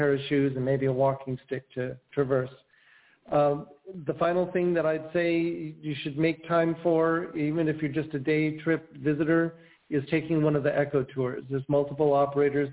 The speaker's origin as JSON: {"language": "English", "town": "Avalon", "region": "California", "country": "United States", "tie": "born or raised there"}